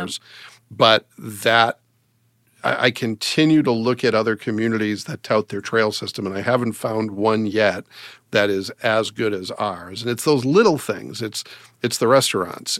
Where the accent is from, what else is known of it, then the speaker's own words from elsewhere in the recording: Massachusetts, United States; now in Fort Wayne, United States; being from Massachusetts